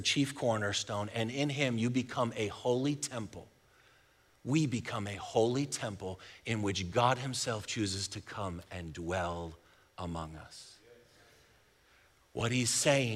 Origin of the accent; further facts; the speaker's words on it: Buffalo, New York, United States; moved away as an adult; now in Texas, United States; I'm from Buffalo, and we've lived here in Texas for 15 years.